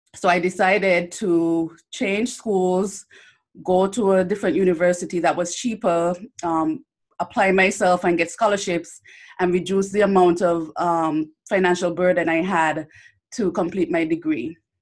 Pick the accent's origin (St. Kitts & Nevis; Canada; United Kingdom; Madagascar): St. Kitts & Nevis; moved away as an adult; also born or lived in Bellevue, St. Kitts / Miami, Florida; I grew up in St. Kitts and Nevis. I actually um, finished high school there